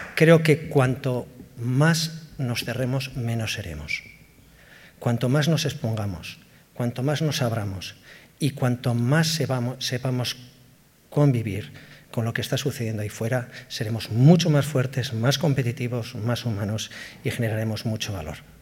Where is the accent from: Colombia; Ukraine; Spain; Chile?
Spain; Basque Country; somos vascos, somos vascas